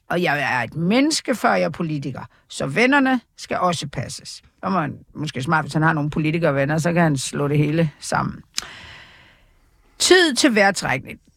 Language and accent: Danish; Jutland, Denmark; ja, jeg er jo fra Jylland.